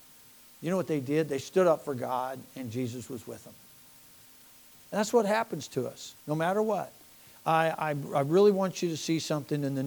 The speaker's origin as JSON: {"language": "English", "country": "United States", "said": "we're American citizens"}